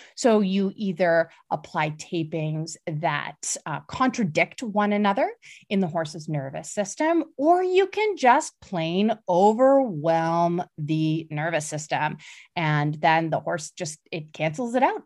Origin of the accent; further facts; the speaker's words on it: Canada; I'm Canadian